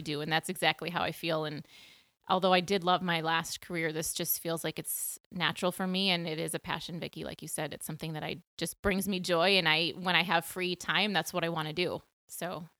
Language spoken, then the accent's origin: English; Minneapolis, Minnesota, United States; moved away as an adult; also born or lived in Montana / Peoria, Illinois; back to Minneapolis, my hometown where I grew up.